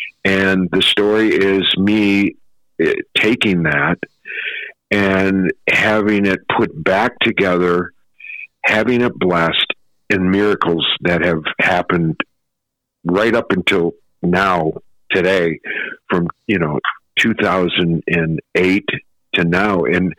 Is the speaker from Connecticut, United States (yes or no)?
no; Pontiac, Michigan, United States; I grew up in just outside Detroit, Pontiac, Michigan.